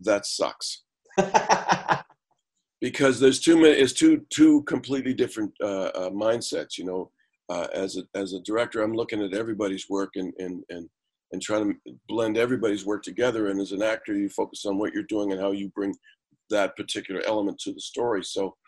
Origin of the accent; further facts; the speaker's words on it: Canada; also born or lived in United States; As a Canadian